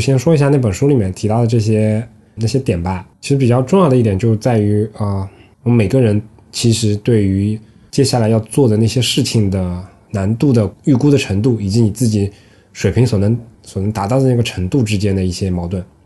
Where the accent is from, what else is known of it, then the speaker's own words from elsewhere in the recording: southern China, China; 作为南方人